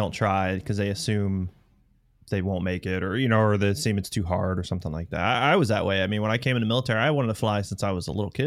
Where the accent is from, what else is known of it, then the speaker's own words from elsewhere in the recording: right outside of Tampa, Florida, United States; now in North Carolina, United States; where I grew up, it was, you know, right outside of Tampa